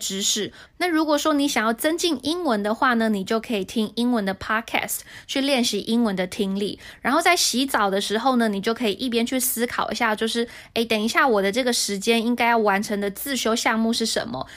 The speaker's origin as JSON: {"language": "Chinese", "region": "Hsinchu", "country": "Taiwan", "tie": "born or raised there", "moved": "as an adult", "lives_now": "Taipei, Taiwan", "said": "因为我是新竹人"}